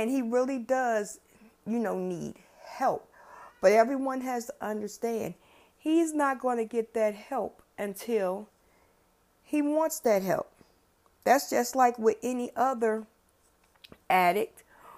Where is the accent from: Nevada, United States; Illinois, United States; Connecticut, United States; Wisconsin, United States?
Illinois, United States; Chicago; I grew up on the West Side. West Side. That's where I grew up